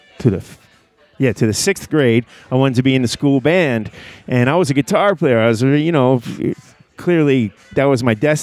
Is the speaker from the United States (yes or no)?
yes; near Philadelphia, southeastern Pennsylvania, United States; now in New Orleans, United States; I'm from near Philadelphia, southeastern Pennsylvania.